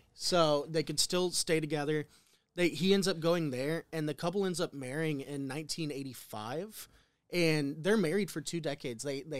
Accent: Midwest, United States; I'm from the Midwest. I know nothing about New York.

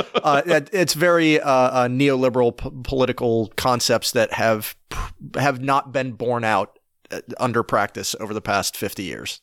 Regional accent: Appalachia, United States; I grew up in Appalachia. I've spent much of my life in Appalachia.

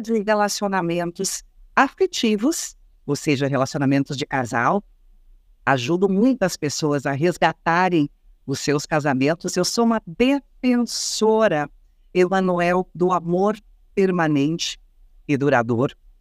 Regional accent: Rio Grande do Sul, Brazil; eu sou gaúcha, gente, sou do Rio Grande do Sul

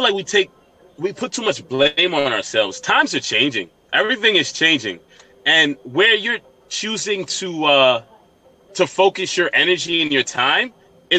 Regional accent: New York, United States; I'm from New York. I'm a New York nigga

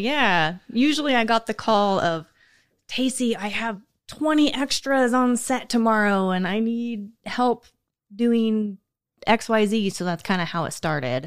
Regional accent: United States; I grew up on Pion Prairie

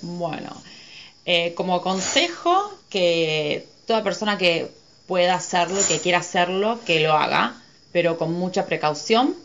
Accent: Argentina; moved away as an adult; Yo soy argentina

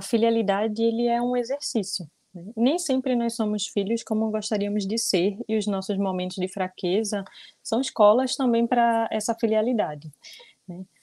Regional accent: Olinda, Pernambuco, Brazil; eu sou aqui de Olinda, Pernambuco, natural de Olinda mesmo

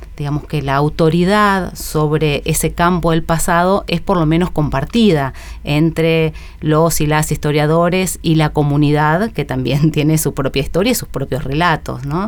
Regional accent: San Antonio de Padua, Buenos Aires Province, Argentina; Mi infancia transcurrió en San Antonio de Padua, en el conurbano oeste

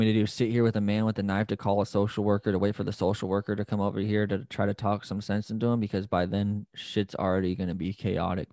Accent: United States; We're all Americans, we're all Americans

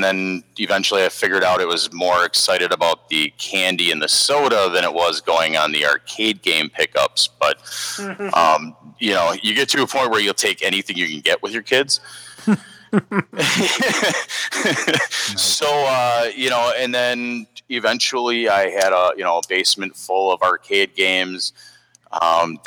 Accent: Milwaukee, Wisconsin, United States; I am a Milwaukee native myself. Haven't really left

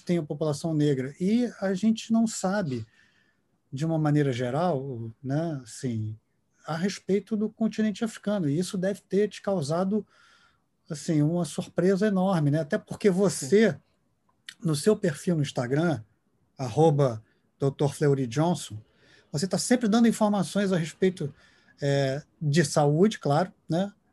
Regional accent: Brazil; como brasileiro

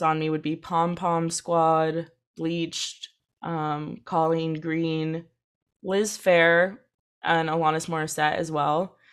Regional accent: Santa Cruz, California, United States; born or raised there; also born or lived in England

